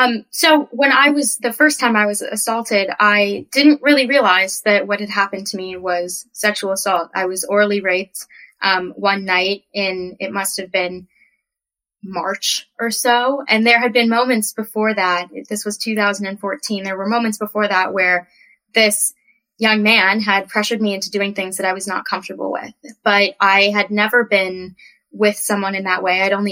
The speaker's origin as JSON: {"language": "English", "region": "California", "country": "United States", "said": "I am from California. I've moved around quite a bit in my life"}